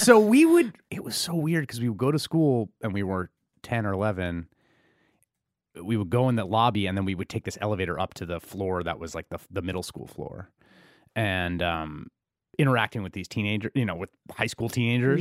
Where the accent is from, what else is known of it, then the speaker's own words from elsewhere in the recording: New York City, New York, United States; I grew up in the Bronx in the eighties